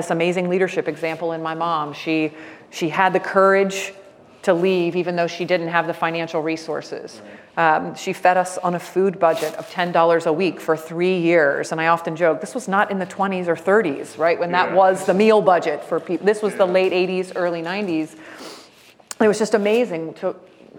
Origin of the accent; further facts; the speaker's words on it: Jacksonville, Florida, United States; I grew up in Jacksonville, Florida, on the north side